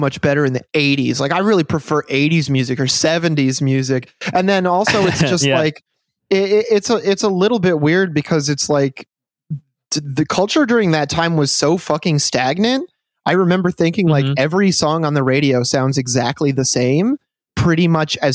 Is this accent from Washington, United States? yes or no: no; Michigan, United States; I'm from Michigan